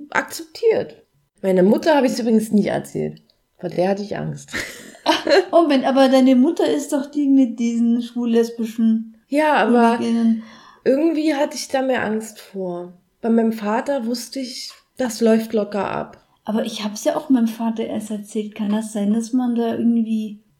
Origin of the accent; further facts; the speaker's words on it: Berlin, Germany; Und ich bin in Berlin groß geworden. Es war, es war immer da. Ist nicht Bodensee, ne?